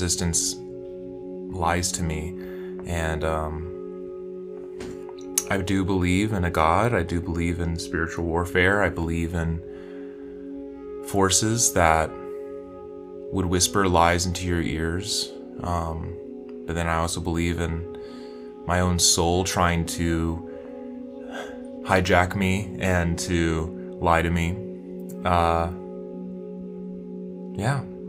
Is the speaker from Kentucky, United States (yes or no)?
yes; West Kentucky, United States; I grew up in Kentucky, in West Kentucky